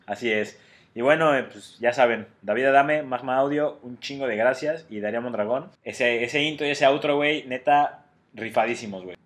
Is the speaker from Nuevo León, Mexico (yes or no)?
no; State of Mexico, Mexico; pues yo del Estado de México